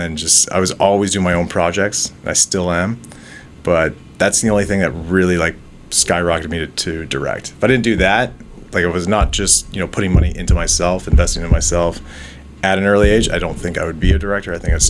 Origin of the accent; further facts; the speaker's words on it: Osage Beach, Missouri, United States; moved away as an adult; now in Toronto, Canada; So I'm originally from Osage Beach, moved to Toronto, 18, went to film school.